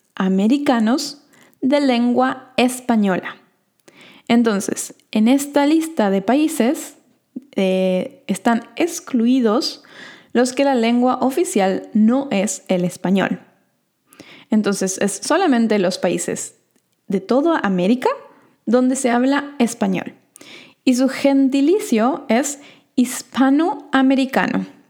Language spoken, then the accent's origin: Spanish; Argentina; yo, por ejemplo, que soy de Argentina, diría que soy sudamericana